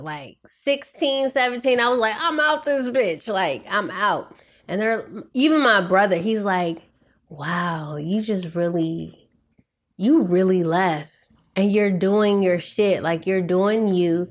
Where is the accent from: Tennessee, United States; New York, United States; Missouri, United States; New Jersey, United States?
Missouri, United States; St. Louis; moved away as an adult; also born or lived in Kansas / Kansas City, Missouri; now in Los Angeles, United States; I grew up in Saint Louis